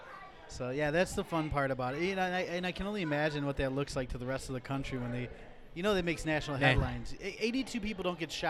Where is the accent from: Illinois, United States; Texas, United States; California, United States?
Illinois, United States; Rockford; moved away; I'm from Rockford.